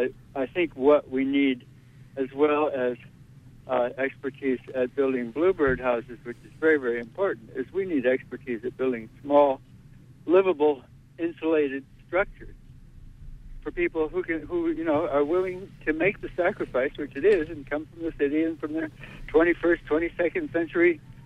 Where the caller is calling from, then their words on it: Brooklyn, New York, United States; Hi, yes, David. I'm calling from Brooklyn. And I'm really enjoying the program.